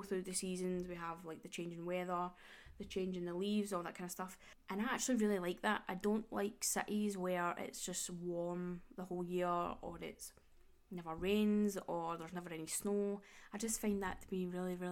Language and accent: English; Glasgow, Scotland, United Kingdom; I am from Glasgow. I was born in Glasgow and I still live in Glasgow.